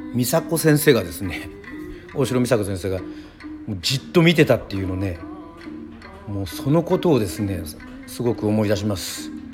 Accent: Yoron, Kagoshima, Japan; 自分もですねあの、まあ、与論島出身

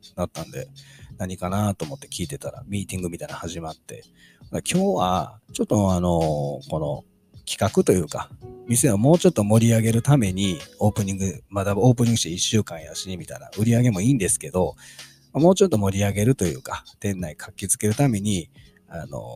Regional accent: Kansai, Japan; 関西人なんで

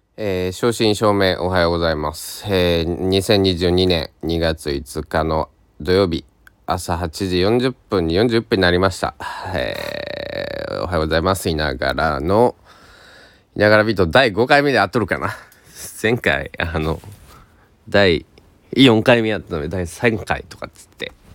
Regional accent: Kochi, Japan; now in Takamatsu, Japan; 台風銀座の高知県で生まれ育った僕

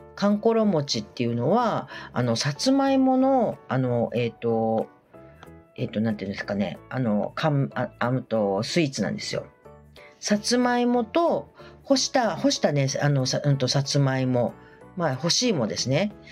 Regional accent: Sanuki, Kagawa, Japan; 讃岐うどんがやっぱり私はあの出身

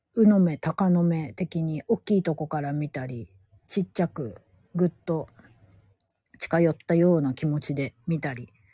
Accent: Gifu, Japan; 地元名古屋じゃないや、地元岐阜県から

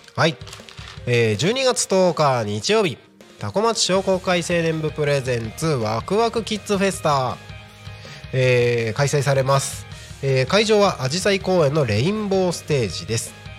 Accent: Tohoku, Japan; moved away as an adult; now in Tako, Japan; 東北生まれで冬大好き雪大好き

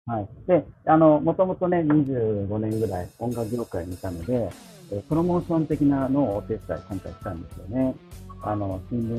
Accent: Okinawa, Japan; 沖縄出身なんですけど

